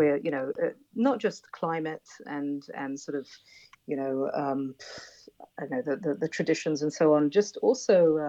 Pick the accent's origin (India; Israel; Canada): Israel; also born or lived in United Kingdom; we had a very secular lifestyle growing up in Israel.